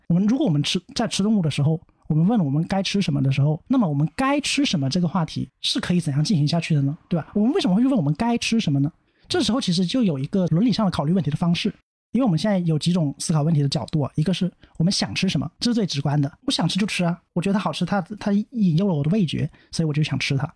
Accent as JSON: {"language": "Chinese", "region": "Guangxi", "country": "China", "said": "我是广西人"}